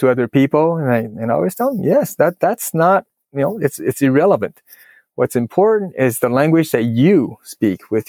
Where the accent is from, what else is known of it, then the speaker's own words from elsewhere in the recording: Taiwan; moved away; Mandarin is not my first language. I grew up in Taiwan, so I speak Mandarin very well.